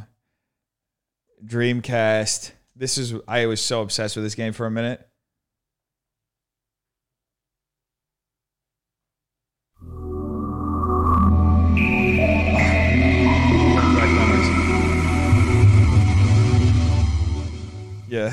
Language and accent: English; Brazil; moved away; also born or lived in New Jersey, United States / Brooklyn, New York, United States; growing up in Brazil